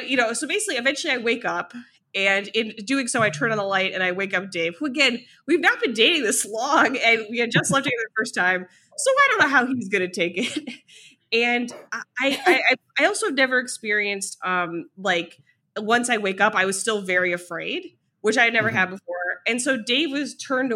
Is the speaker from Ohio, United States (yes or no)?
yes; Ohio, United States; moved away; also born or lived in New York; I'm from Ohio, you know, I spent more than a decade in New York.